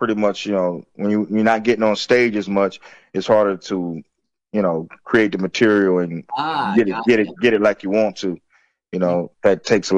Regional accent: Florence, South Carolina, United States; where I grew up in Florence, South Carolina

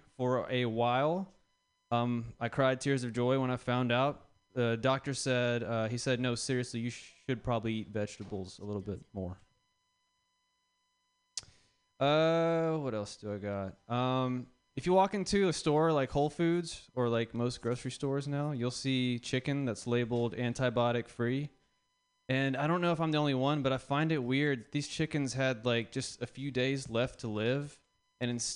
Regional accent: the South, United States; now in San Francisco, United States; I'm from the South

